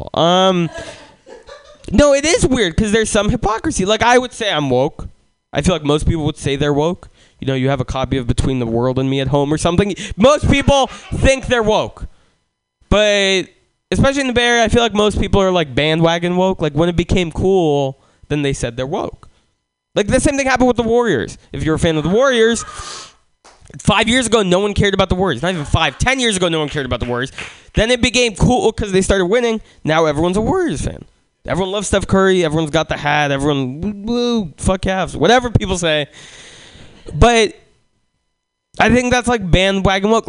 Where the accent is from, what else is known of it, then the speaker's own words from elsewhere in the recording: Russia; now in San Francisco, United States; I was born in Russia